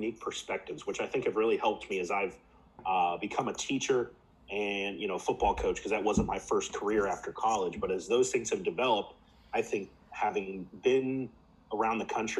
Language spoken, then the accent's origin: English; Midwest, United States; also born or lived in West Coast, United States / Spain; You know, growing up in the Midwest, as you can relate to, the Midwest is a unique place in and of itself. Spent time on the West Coast. I live on the East Coast now. Lived for 3 years in Spain on a Navy base.